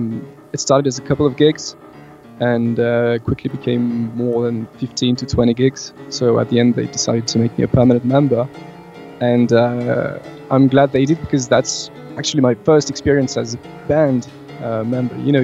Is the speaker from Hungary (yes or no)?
no; France; born and raised in France